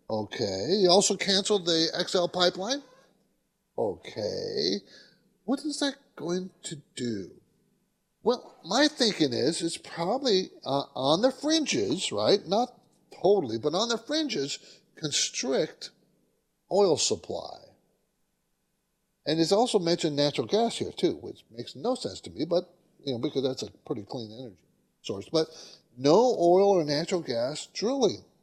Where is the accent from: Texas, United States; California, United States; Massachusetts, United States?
California, United States; San Diego; You know, I grew up in San Diego. People don't know that, but my dad was in the Navy and stationed in San Diego.